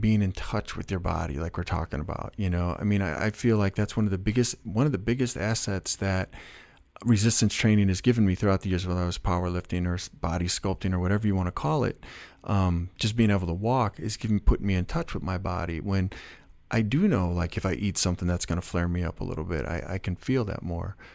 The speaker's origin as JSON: {"language": "English", "town": "Chicago", "region": "Illinois", "country": "United States", "said": "I was from Chicago"}